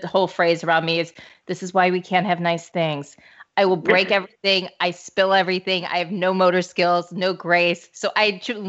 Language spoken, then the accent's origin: English; St. Louis, Missouri, United States; I'm from St. Louis